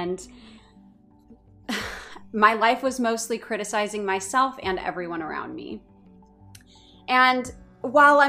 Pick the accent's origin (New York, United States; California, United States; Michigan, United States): California, United States; Orange County; moved away; I was born and raised in Orange County